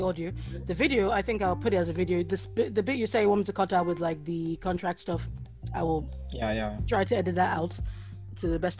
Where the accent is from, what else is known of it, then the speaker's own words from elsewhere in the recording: Nigeria; now in United Kingdom; I was born and bred in Nigeria before I came here.